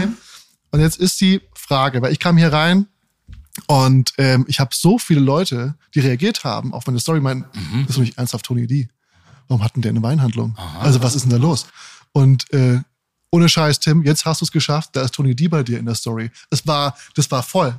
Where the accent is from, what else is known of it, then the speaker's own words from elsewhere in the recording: Frankfurt, Hesse, Germany; also born or lived in Darmstadt; ich bin aus Darmstadt und hab, in Frankfurt bin ich auch ja. aufgewachsen.